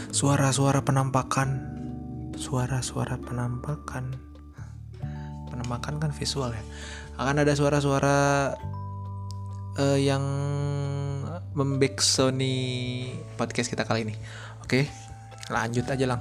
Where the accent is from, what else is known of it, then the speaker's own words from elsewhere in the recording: West Java, Indonesia; Jadi gini, karena gue orang Sunda, waktu itu yang gue tahu ya, yang gue tahu ya, yang namanya ngabuburit, ngabuburit itu kayak uh, Sunda bagian Cianjur ya gitu